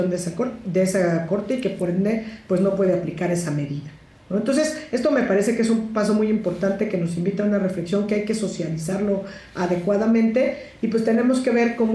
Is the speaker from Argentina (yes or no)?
no; Oaxaca, Mexico; yo soy del interior de la República, mucha honra, soy oaxaqueña